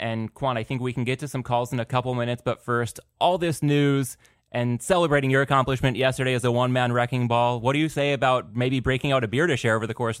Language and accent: English; San Diego, California, United States; now in Los Angeles, United States; born and raised in San Diego, now living